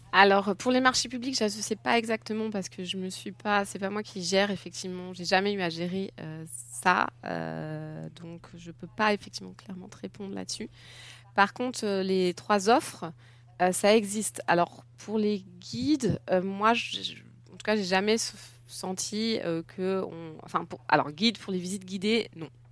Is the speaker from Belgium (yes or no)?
no; France; moved away as an adult; now in Germany; j'ai grandi en France, je suis française.